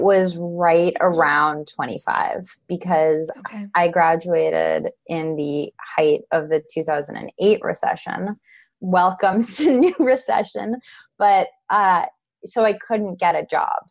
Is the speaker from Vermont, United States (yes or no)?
no; Los Angeles, California, United States; I'm from Los Angeles